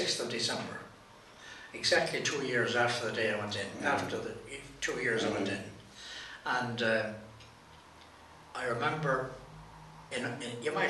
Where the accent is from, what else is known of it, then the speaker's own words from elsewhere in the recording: Drumshanbo, Connacht, Ireland; also born or lived in Dublin; I'm a Leitrim man.